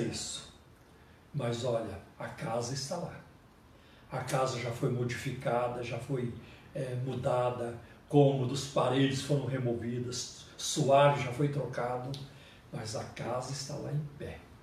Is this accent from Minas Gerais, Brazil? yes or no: yes; southern Minas Gerais, Brazil; now in São Paulo, Brazil; a casa onde eu nasci, lá no sul de Minas